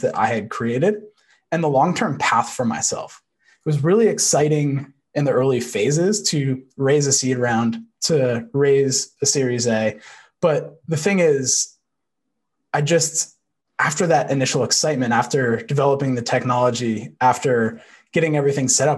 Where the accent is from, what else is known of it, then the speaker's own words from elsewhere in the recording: just outside of Manhattan, New York, United States; I grew up just outside of Manhattan